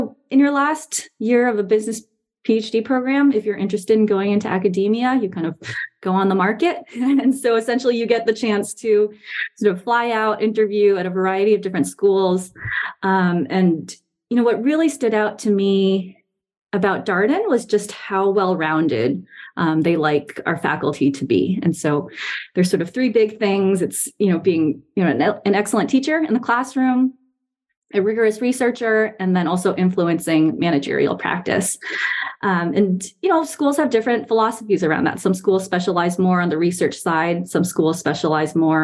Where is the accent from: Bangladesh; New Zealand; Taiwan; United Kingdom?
Taiwan; moved away as an adult; also born or lived in New York, United States / northeast US / Boston, Massachusetts / Bay Area, California; now in Charlottesville, United States; we moved to Taiwan when I was 7, which is where my parents are originally from. It's where they still live now. And I was there until the end of high school before coming back to the U.S. for college